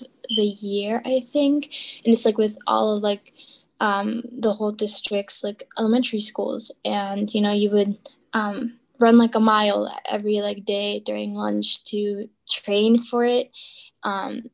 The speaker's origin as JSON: {"language": "English", "town": "Prospect Heights", "region": "Illinois", "country": "United States", "said": "I am from Prospect Heights."}